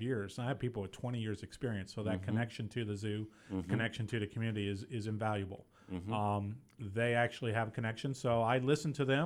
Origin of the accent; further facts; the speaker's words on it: Kansas City, Missouri, United States; moved away; I originally grew up in Kansas City, Missouri